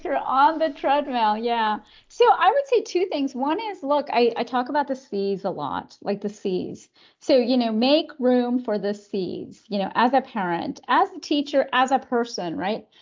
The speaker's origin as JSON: {"language": "English", "country": "Canada", "tie": "born or raised there", "said": "I was born in Canada, uh, raised in Canada by, um, s, an immigrant mom"}